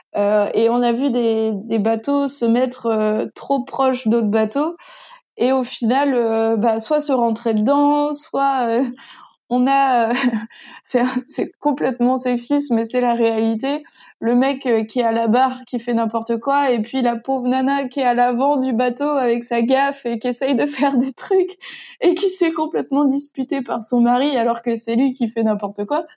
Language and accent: French; Granville, Normandy, France; je suis je suis de Grandville ville